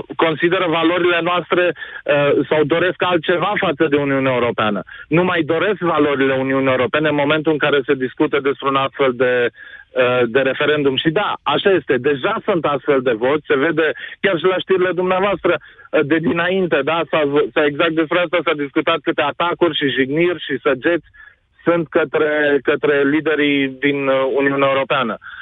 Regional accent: Brașov, Brașov County, Romania; din Brașov

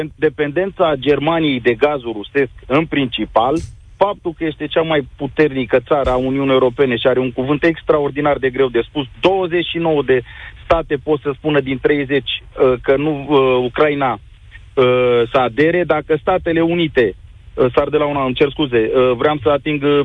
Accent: Craiova, Dolj, Romania; eu sunt din Craiova.

